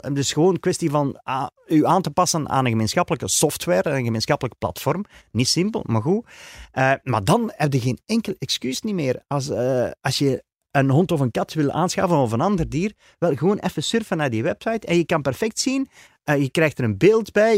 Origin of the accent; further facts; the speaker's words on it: Flanders, Belgium; also born or lived in Dworp, Beersel, Flemish Brabant; als Vlamingen